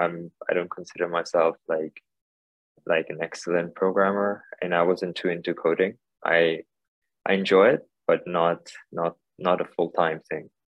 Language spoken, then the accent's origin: English; Hong Kong; also born or lived in India / United States / United Kingdom; I was born here in Hong Kong, uh, and then I did schooling here for a little bit, uh, early kindergarten, and then went to India for a few years. Then came back, did high school here